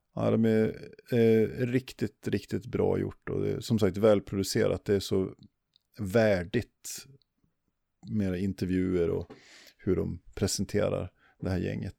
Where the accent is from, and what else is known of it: Sweden